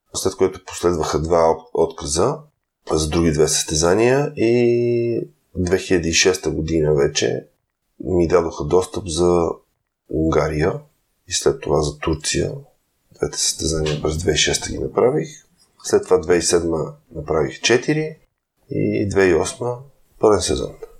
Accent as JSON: {"language": "Bulgarian", "country": "Bulgaria", "said": "съм българин"}